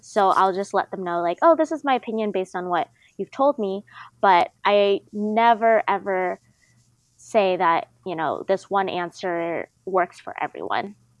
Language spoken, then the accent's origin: English; Bay Area, California, United States; I'm from the Bay Area, I take BART a lot